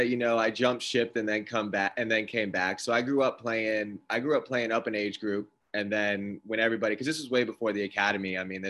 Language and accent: English; Safety Harbor, Florida, United States; now in Tampa, United States; Safety Harbor is where I grew up. Tampa is definitely home now. And I've been like a downtown South Tampa guy for, you know, ever since I left college. So Tampa's home now, but I grew up in Safety Harbor.